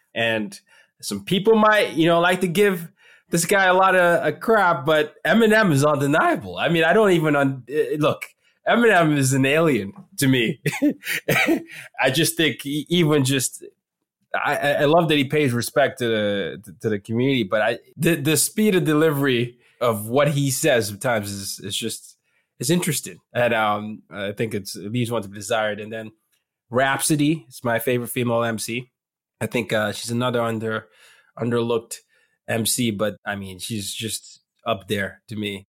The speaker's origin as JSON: {"language": "English", "region": "Lagos", "country": "Nigeria", "tie": "born or raised there", "said": "Lagos is, you know, home for me. It's my hometown."}